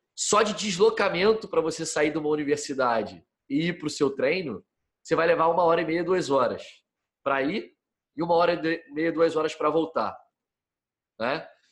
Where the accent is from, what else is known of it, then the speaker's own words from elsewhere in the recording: Rio de Janeiro, Brazil; moved away as an adult; also born or lived in San Diego, California; como todo menino, como todo jovem que nasce no Brasil e é criado aqui, é, nasci no Rio de Janeiro